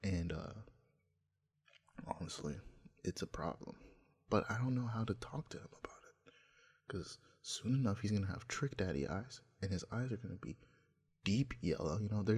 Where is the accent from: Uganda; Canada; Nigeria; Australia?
Nigeria; English is a second language; Hey, don't try me or Ghana. Also, I'm from Nigeria.